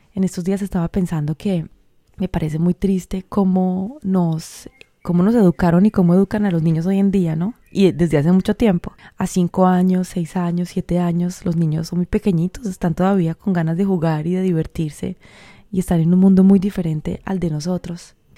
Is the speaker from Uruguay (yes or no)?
no; Colombia; soy colombiana, en toda esa cultura de mi país